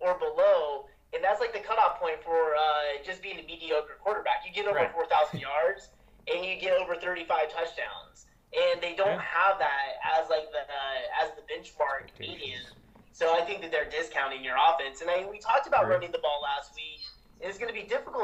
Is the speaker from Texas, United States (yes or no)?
no; Oregon, United States; I'm from Oregon